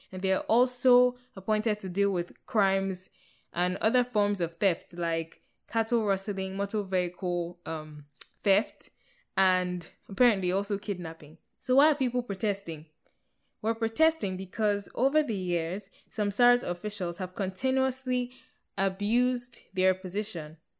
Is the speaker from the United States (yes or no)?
no; Nigeria; moved away; I'm Nigerian too. That's my home